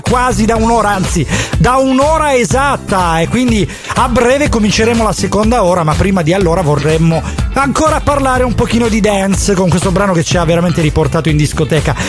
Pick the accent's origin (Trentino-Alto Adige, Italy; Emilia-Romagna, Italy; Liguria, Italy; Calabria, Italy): Calabria, Italy; Catanzaro; io sono di Catanzaro